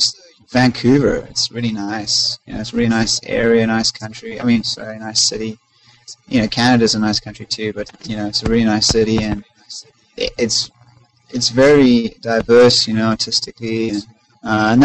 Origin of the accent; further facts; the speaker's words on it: South Africa; moved away; I'm originally from South Africa.